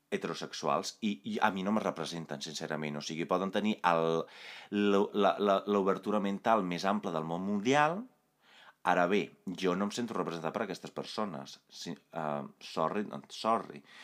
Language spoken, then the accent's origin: Catalan; Italy; Catalan is a second language; moved away; vaig créixer a Itàlia